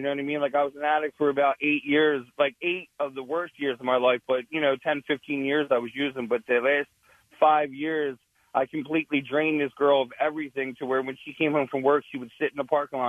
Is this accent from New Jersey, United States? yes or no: yes; Camden, New Jersey, United States; I'm from the Camden area. I work in Philly